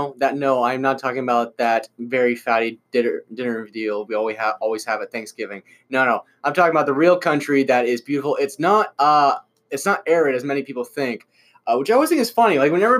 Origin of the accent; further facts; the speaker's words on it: Missouri, United States; She's like, we're from Missouri. What do you want me to tell you? And I'm like, I barely consider Missouri my own state.